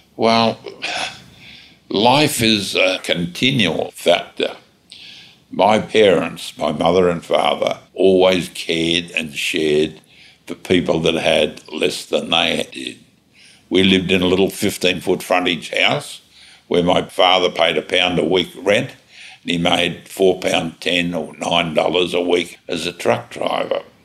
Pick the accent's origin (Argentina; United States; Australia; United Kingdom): Australia; I'm an Australian